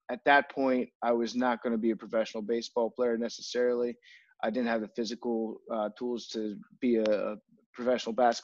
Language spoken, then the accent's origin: English; Fairfax County, Northern Virginia, United States; I am originally from Northern Virginia. I grew up in Fairfax County